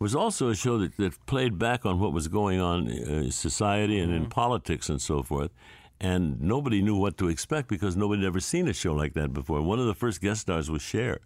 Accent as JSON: {"language": "English", "town": "St. Louis", "region": "Missouri", "country": "United States", "tie": "born or raised there", "said": "I grew up in St. Louis"}